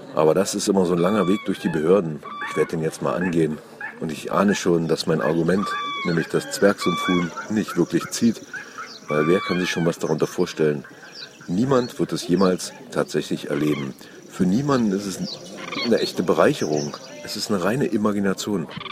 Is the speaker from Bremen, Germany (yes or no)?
no; Saxony-Anhalt, Germany; hier bei uns in Sachsen-Anhalt